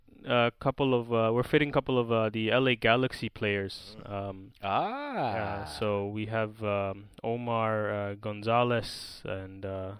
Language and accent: English; Hong Kong; We're originally from India, but we're both born and raised in Hong Kong.